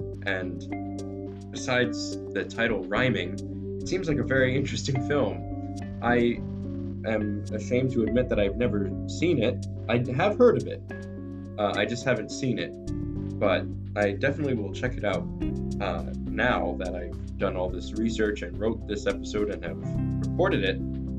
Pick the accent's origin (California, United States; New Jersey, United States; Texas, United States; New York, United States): New Jersey, United States; my home state of New Jersey